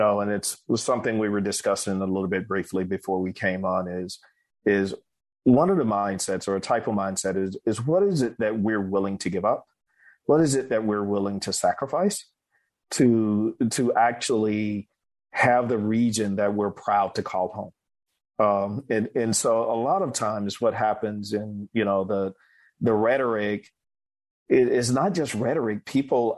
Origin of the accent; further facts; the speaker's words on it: Mississippi, United States; moved away; growing up in Mississippi